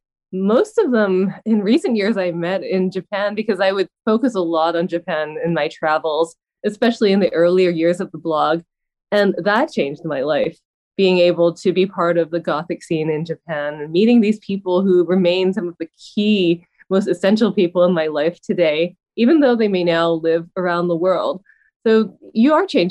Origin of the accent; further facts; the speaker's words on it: Vancouver, British Columbia, Canada; that's my hometown, and that's where I am during the pandemic.